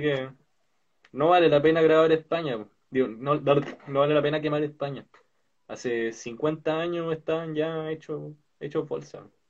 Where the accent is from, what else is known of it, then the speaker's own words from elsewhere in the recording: Valparaíso, Chile; nosotros somos de Valparaíso.